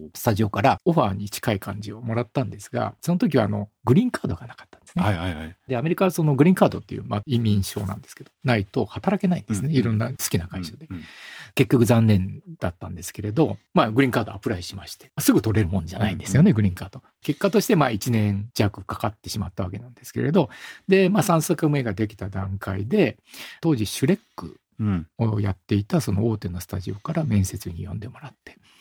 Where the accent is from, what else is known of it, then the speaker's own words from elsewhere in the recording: Nagoya, Aichi, Japan; 当時僕は名古屋なんですけれど、名古屋で外国人を見ることってなかったんですよ